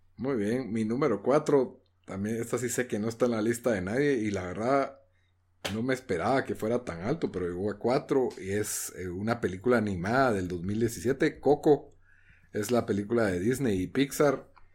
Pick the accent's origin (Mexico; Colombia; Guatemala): Guatemala; como guatemalteco